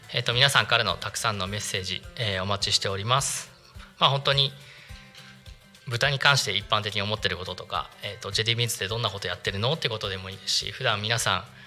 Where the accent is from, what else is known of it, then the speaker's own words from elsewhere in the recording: Narita, Chiba, Japan; 私実は出身は、えー、とお隣の成田市